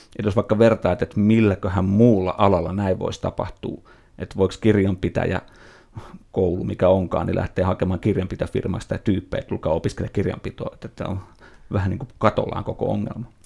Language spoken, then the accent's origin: Finnish; Nummela, Uusimaa, Finland; se Nummelas, missä mä olin kotoisin